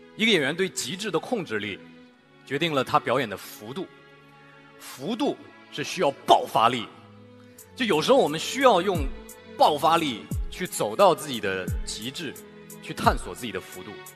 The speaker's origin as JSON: {"language": "Chinese", "region": "Shanghai", "country": "China", "said": "可能因为我是一个上海人"}